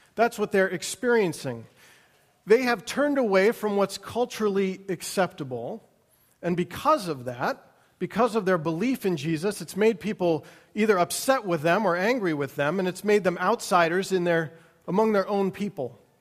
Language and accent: English; United States; who we are as Americans